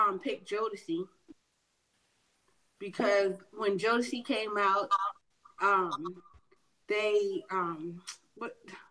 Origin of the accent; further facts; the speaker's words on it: Charleston, United States; We're from Charleston